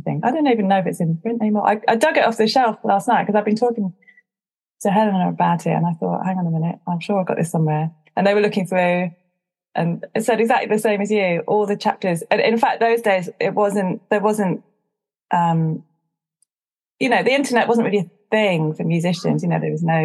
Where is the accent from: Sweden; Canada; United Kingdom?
United Kingdom; Chichester, South East England; now in London, United Kingdom; I grew up in West Sussex. It's not exactly a melting pot of different cultures at Chichester. But I live in London